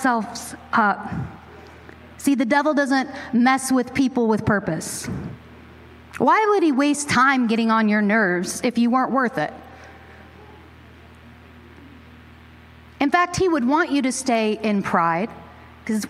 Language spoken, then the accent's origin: English; Pacific Northwest, United States; growing up in the Great Northwest, I grew up in the 90s